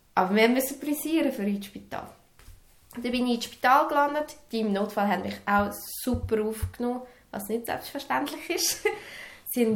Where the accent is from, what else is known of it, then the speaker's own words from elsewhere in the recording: Serbia; moved away; in meinem Heimatland